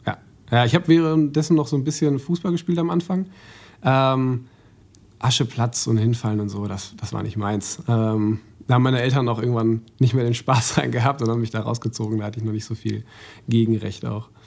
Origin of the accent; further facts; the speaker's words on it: Mülheim, Germany; ich bin in Mülheim aufgewachsen